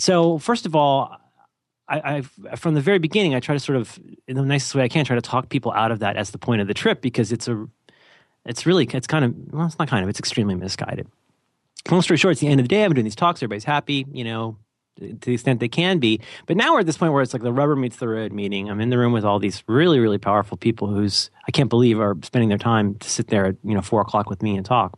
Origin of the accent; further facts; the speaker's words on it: California, United States; I'm from California